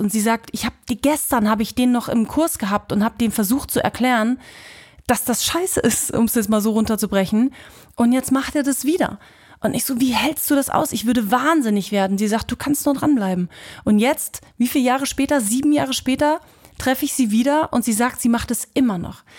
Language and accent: German; Halle, Saxony-Anhalt, Germany; moved away as an adult; also born or lived in Usedom / Hannover / Bremen; now in Kiel, Germany; Ich komme ja aus äh, Halle Leipziger Ecke, bin ja eigentlich Ossi